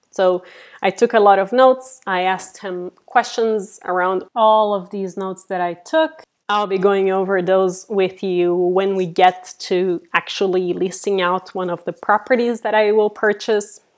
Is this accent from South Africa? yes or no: no; Brazil; also born or lived in Silicon Valley, California; now in San Francisco, United States; I'm originally from Brazil and I have been living in Silicon Valley here in California for the last 18 years